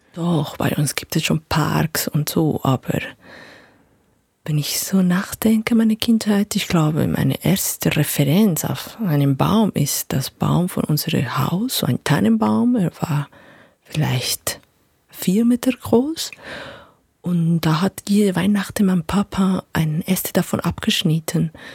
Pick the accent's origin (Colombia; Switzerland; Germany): Colombia; Bogotá, Bogotá Capital District; German is a second language; moved away; Ich bin in Bogota aufgewachsen.